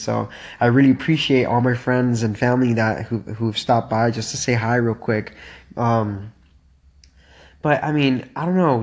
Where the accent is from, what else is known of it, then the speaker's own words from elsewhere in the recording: Miami, Florida, United States; moved away; I'm from Miami, and uh, man, it is really, really nice to be back home